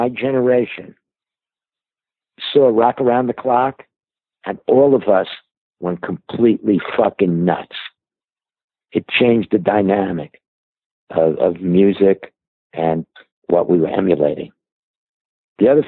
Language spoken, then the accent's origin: English; New York City, New York, United States; I started out as a kid growing up in Brooklyn